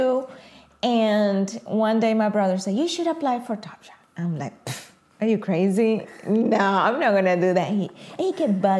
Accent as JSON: {"language": "English", "country": "Venezuela", "moved": "as an adult", "lives_now": "United States", "said": "I moved from Venezuela quite a bit, almost 2 decades ago"}